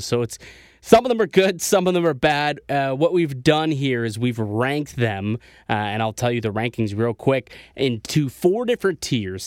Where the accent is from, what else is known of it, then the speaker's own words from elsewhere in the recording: Niagara Falls, Ontario, Canada; also born or lived in Toronto; I'm from Niagara Falls, right? As, as some people know, if you're new to this show, I'm, you know, from Niagara Falls, lived in Toronto for a few years.